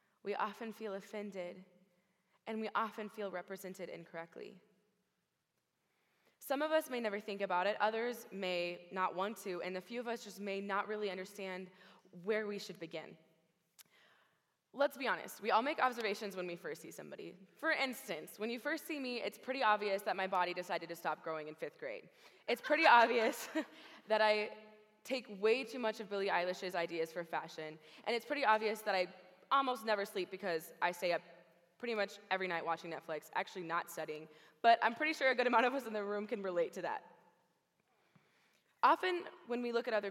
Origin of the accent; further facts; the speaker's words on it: Oklahoma, United States; moved away; I was born in Oklahoma in a small little ranching community